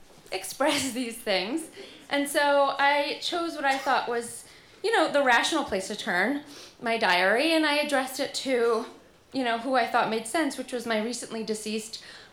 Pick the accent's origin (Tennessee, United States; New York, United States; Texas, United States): New York, United States; New York City; I'm from Rockaway Beach, New York.